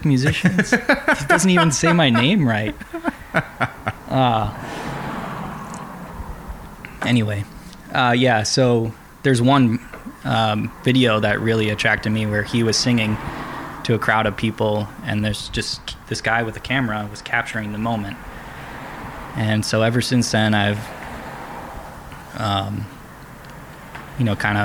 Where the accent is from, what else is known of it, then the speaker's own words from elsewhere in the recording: Wisconsin, United States; moved away; also born or lived in Florida; I grew up in Wisconsin